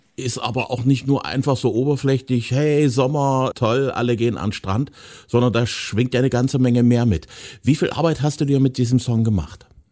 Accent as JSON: {"language": "German", "region": "eastern Germany", "country": "Germany", "said": "speziell im Ostteil von Deutschland, da wo ich herkomme"}